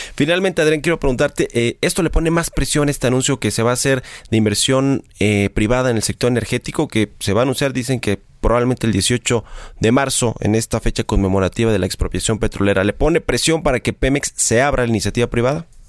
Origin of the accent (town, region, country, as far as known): Mexico